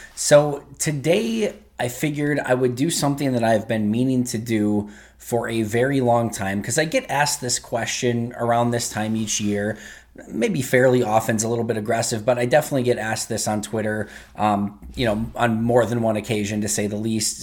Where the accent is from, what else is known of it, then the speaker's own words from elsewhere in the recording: Green Bay, Wisconsin, United States; also born or lived in Manitowoc / Oshkosh / Madison; I am somebody who is basically born and raised in Green Bay.